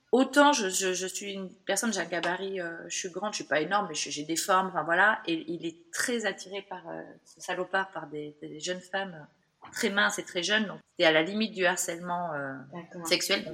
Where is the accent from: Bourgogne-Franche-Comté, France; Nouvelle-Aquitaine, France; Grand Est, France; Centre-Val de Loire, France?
Nouvelle-Aquitaine, France; Bordeaux; also born or lived in Toulouse / Australia; moi je suis bordelaise